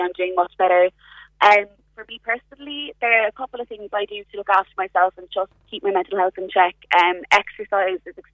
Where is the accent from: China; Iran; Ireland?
Ireland; I'm from Kilbert originally